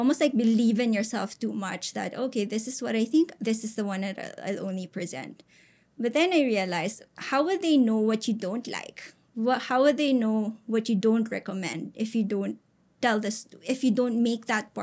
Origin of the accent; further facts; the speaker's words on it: Philippines; as a Filipino, you're a little more adaptable, right? We're almost like bred to kind of blend in with people